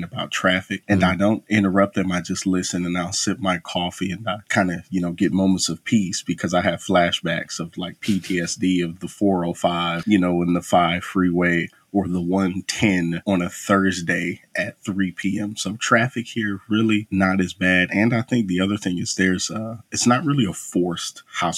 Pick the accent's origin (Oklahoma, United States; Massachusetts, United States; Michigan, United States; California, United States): California, United States; Los Angeles; moved away as an adult; also born or lived in Kern County, California; now in Atlanta, United States; born and raised throughout a multitude of areas in Los Angeles, everywhere from Compton, Watts, San Pedro, Long Beach